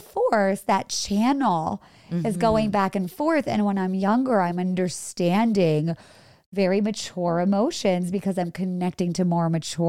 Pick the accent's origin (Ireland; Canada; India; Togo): India; born there; You know, my parents are from India. I was born in India.